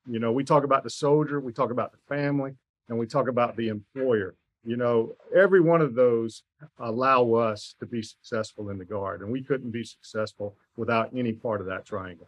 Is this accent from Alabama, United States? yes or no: yes; Alabama, United States; moved away as an adult; I am originally from Alabama